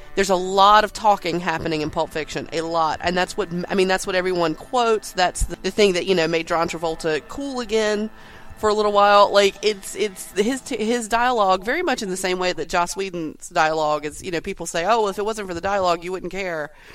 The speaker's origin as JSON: {"language": "English", "region": "North Carolina", "country": "United States", "tie": "born or raised there", "accent": "southern", "said": "I'm a southerner I don't know my, if my accent t- doesn't tell you. And I'm I've lived in, in North Carolina my entire life"}